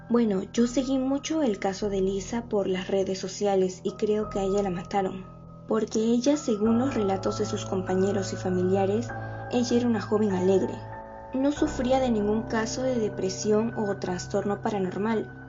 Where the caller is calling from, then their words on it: San Martín de Porres, Lima, Peru; ¿De dónde nos llamas, …? De San Martín de Porres.